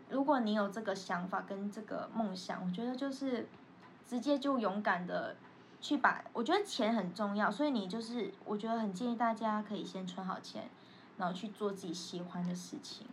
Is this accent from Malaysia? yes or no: yes; Malaysia; moved away as an adult; now in Taiwan; 我们是从马来西亚来台湾留学的